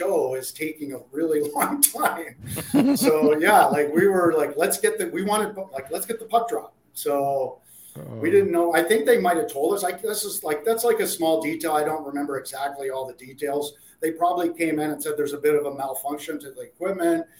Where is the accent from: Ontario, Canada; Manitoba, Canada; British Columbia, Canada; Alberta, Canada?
Ontario, Canada; Ottawa; grew up in Ottawa.